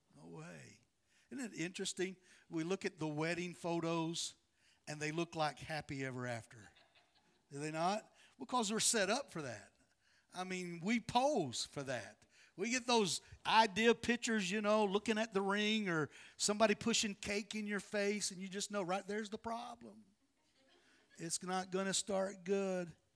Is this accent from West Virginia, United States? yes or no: yes; West Virginia, United States; moved away as an adult; now in North Carolina, United States; I'm from West Virginia. I'm a hillbilly